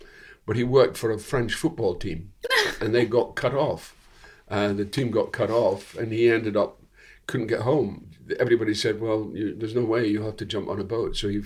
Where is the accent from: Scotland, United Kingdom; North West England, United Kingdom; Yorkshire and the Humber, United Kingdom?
Scotland, United Kingdom; Dundee; my hometown was an interesting hometown because Dundee